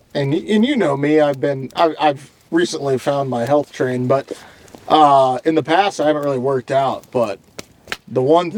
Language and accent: English; Louisiana, United States; moved away; we grew up in a southern climate. Both of us did. I grew up in Louisiana.